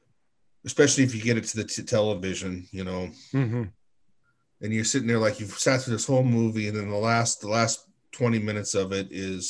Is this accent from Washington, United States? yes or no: yes; Seattle, Washington, United States; since I'm from the Seattle area